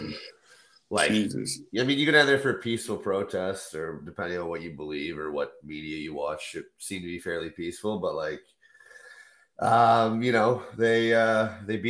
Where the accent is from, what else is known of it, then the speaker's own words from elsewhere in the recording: Canada; I'm a Canadian